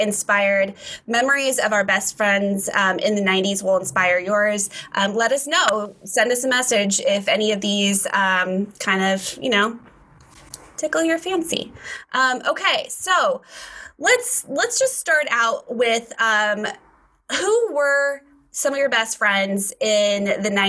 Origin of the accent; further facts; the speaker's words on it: Sacramento, California, United States; moved away as an adult; now in Los Angeles, United States; Alisa and I grew up together in the Sacramento area